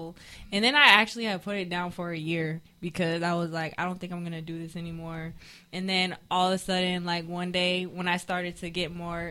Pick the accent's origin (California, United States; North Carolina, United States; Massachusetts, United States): North Carolina, United States; Fayetteville; And I come from North Carolina, you know. Fayetteville